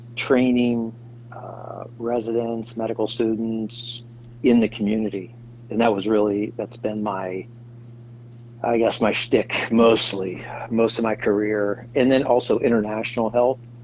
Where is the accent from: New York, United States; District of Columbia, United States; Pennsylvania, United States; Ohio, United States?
District of Columbia, United States; Washington; moved away as an adult; also born or lived in Uganda / Bolivia; now in Seattle, United States; I'm from the East Coast, originally from uh, Washington, D.C.